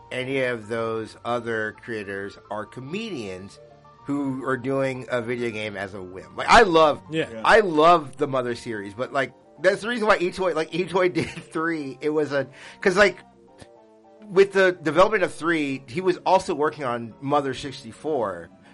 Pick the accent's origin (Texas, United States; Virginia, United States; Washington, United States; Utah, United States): Utah, United States; Shout out to Nolan Bushnell, the creator of Atari and Chuck E. Cheese from my home state of Utah.